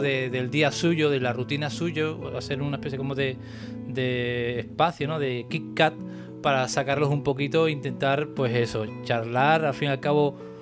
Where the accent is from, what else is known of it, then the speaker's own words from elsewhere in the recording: Cádiz, Andalusia, Spain; yo soy de Cádiz